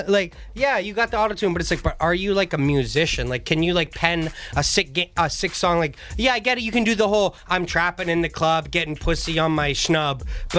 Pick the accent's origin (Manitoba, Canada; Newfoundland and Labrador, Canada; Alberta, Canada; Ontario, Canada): Ontario, Canada; Kirkland Lake; born there; I was born in Kirkland Lake, Ontario, 2.5 hours north of North Bay, Ontario.